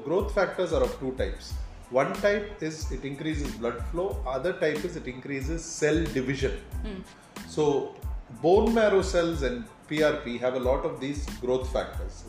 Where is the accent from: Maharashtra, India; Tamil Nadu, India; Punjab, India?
Tamil Nadu, India; Chennai; I'm from Chennai